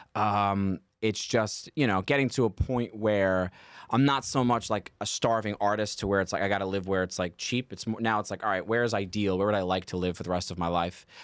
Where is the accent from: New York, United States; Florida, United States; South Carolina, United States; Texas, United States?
New York, United States; New York City; I'm from Staten Island, which is very arguably not a part of New York